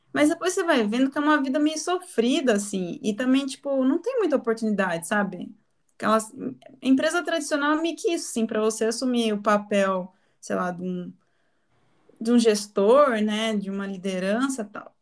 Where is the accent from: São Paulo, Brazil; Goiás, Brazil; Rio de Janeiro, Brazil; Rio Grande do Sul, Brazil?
São Paulo, Brazil; Tapira; moved away as an adult; now in São Carlos, Brazil; eu nasci no interior de São Paulo, sou de Tapira